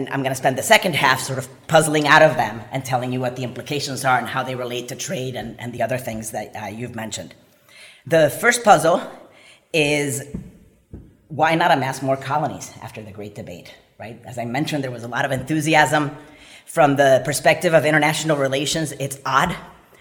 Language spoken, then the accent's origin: English; Puerto Rico; moved away; I'm from Puerto Rico, and I grew up there